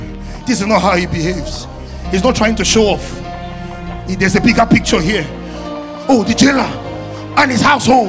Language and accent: English; Nigeria; as Nigerian pastor